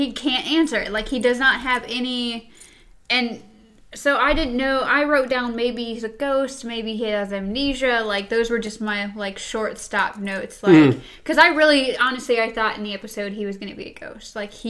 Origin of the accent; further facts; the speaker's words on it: Frankfurt, Hesse, Germany; born there; I was born in Frankfurt, Germany.